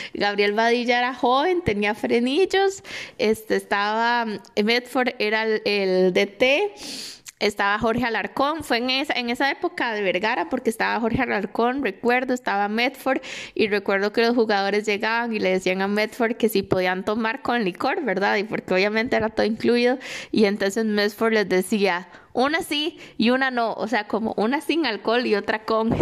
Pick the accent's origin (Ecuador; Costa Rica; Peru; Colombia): Costa Rica; San José; also born or lived in Tibás; soy de San José